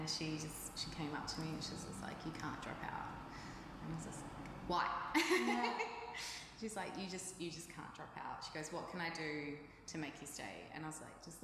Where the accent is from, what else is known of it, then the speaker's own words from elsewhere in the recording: Melbourne, Victoria, Australia; moved away as an adult; now in Byron Bay, Australia; I grew up in Melbourne at the back of the Tullamarine Airport.